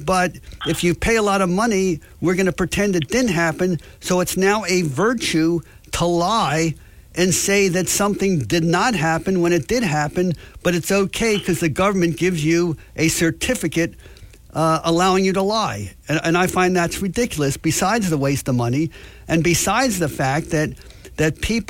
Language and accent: English; United States; let me talk about the whole philosophy of expungement. Because growing up in America, the truth was the truth.